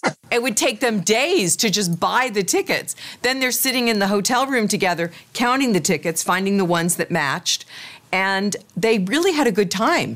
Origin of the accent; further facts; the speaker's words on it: Kansas, United States; I'm from the Midwest. My parents are from the Midwest. I was born in Kansas